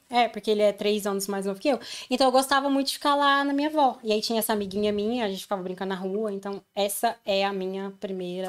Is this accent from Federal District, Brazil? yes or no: yes; Brasília, Federal District, Brazil; moved away as an adult; also born or lived in Povoado do Espírito Santo, Goiás; now in London, United Kingdom; depois eu mudei pra Brasília